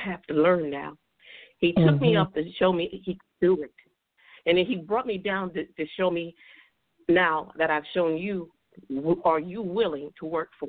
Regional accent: New York City, New York, United States; I'm from Bronx, New York

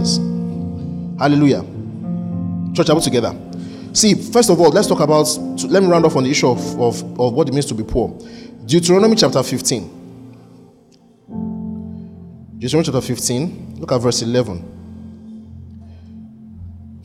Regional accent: mother's hometown in Igboland, Nigeria; moved away; also born or lived in Lagos; my mom's hometown where we lived, among the poor people, we were considered better

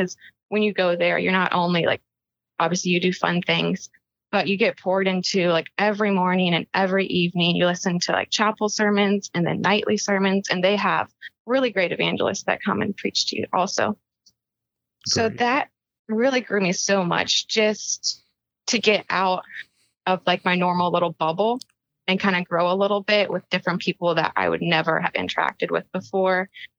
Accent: Powhatan, Virginia, United States; now in South Carolina, United States; In South Carolina, but I'm originally from Powhatan, Virginia

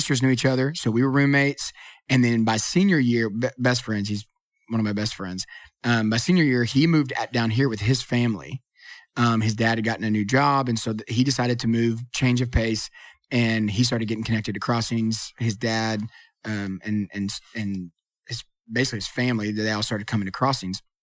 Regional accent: Kentucky, United States; moved away; also born or lived in Indiana; I'm from Kentucky

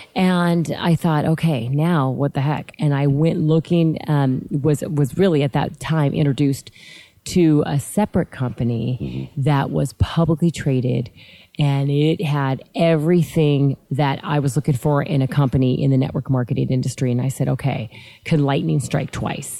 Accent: Lancaster, California, United States; I'm from Southern California. I grew up in a little tiny city called Lancaster, mm, California

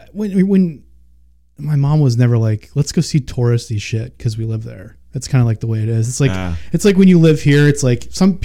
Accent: Long Island, New York, United States; moved away; I grew up in Long Island.

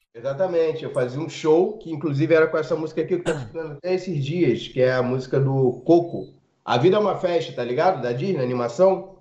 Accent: Rio de Janeiro, Brazil; eu nunca saí de Rengo

